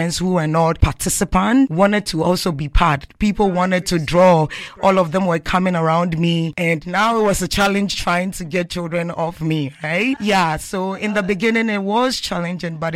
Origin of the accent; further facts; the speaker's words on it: Ghana; moved away as an adult; now in Canada; I'm coming from Canada and I'm also Ghanaian. I'm part of them